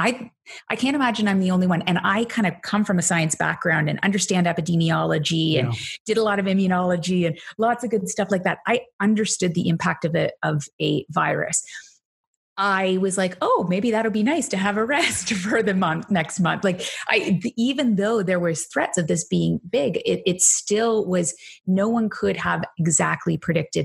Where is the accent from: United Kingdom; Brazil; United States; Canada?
Canada; accent: Canadian; my accent probably has given it away at some point. I say organization, very Canadian, apparently.